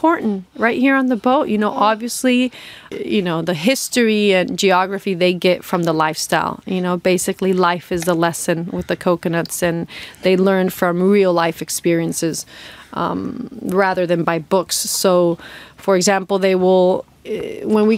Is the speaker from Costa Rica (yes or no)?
yes; Costa Rica; moved away as an adult; I'm from Costa Rica, and I was living in the Pacific coast